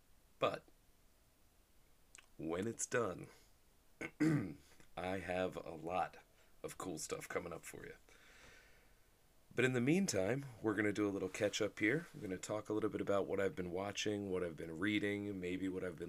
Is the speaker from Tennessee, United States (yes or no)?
no; New Jersey, United States; Congratulations to my home state of New Jersey, who the day after 420... in perfect New Jersey fashion, saw fit to legalize weed recreationally, which is huge.